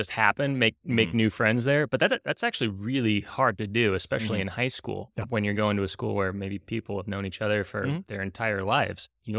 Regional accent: West Lafayette, Indiana, United States; my experience growing up in West Lafayette, across the street from Purdue.

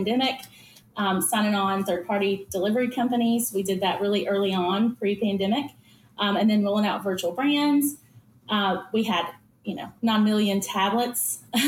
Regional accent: Tennessee, United States; I'm from Tennessee

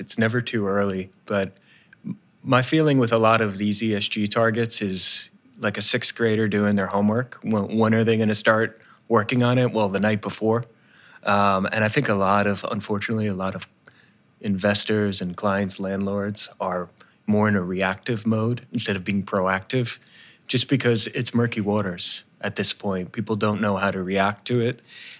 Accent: New Jersey, United States; I'm from New Jersey

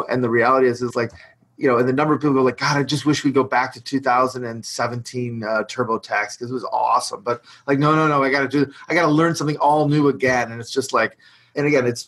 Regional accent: Detroit, Michigan, United States; I'm from Detroit

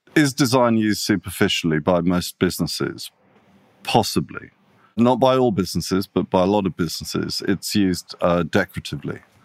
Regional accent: Italy; also born or lived in England / London; now in Sydney, Australia; I'm half Italian. I grew up in Italy.

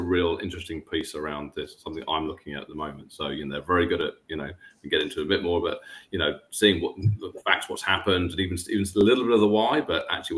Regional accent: England, United Kingdom; I'm from England

